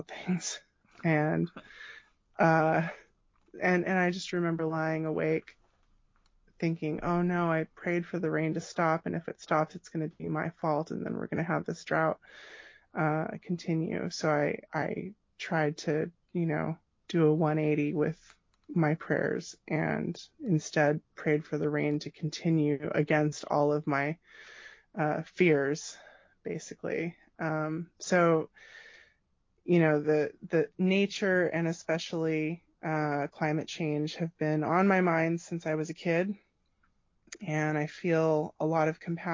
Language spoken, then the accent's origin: English; Gilroy, California, United States; I grew up in Gilroy, California.